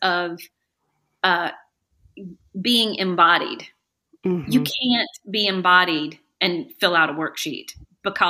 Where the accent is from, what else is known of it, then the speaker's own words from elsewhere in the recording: the South, Southern United States, United States; accent: Southern; now in Greensboro, United States; as a Southern woman